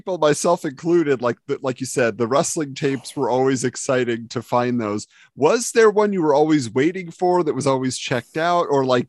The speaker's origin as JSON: {"language": "English", "region": "Southern California", "country": "United States", "tie": "born or raised there", "said": "I grew up in Southern California. We didn't have Movie Gallery. We had Blockbuster, we had Hollywood Video, but we didn't have Movie Gallery."}